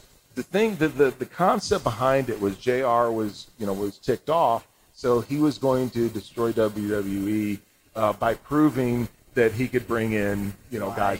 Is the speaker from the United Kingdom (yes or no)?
no; Spain; born there; I took some Spanish courses in high school and college. I can't speak a lick of Spanish. It's awful. Yeah. I was born in Spain.